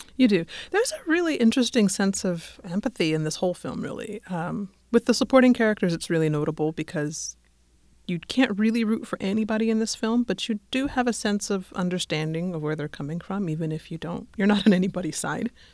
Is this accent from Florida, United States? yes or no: no; Denver, Colorado, United States; moved away as an adult; also born or lived in England; I'm from Denver. I was living in England when it happened